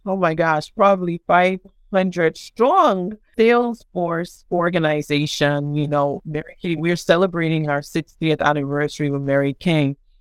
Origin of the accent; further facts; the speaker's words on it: Nigeria; moved away as an adult; also born or lived in Providence, Rhode Island, United States / Tallahassee, Florida, United States; now in United States; I was born in Providence, Rhode Island, and started being raised in Tallahassee, Florida. And then my family, my parents moved back to Nigeria when I was 8 years old. And then, you know, of course, I was in Nigeria for about 13 years